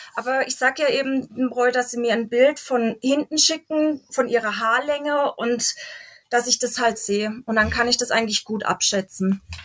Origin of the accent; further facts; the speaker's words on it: Waldkirch, Baden-Württemberg, Germany; moved away as an adult; now in Elzach, Germany; Ich komme gebürtig aus Waldkirch, lebe aber in Elsach, weil mein Mann daherkommt